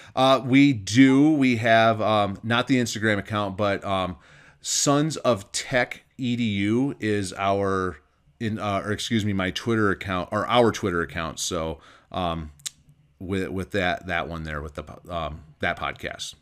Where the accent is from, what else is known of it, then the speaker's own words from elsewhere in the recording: Michigan, United States; also born or lived in Northern Nevada; now in Nevada, United States; Growing up in Michigan